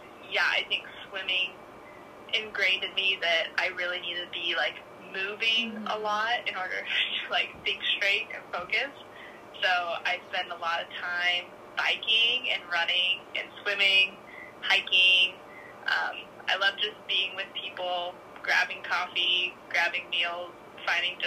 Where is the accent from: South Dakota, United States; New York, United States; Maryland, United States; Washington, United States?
Washington, United States; Tri-Cities; moved away as an adult; now in Seattle, United States; I'm originally from Tri-Cities, Washington, which is like the desert side of Washington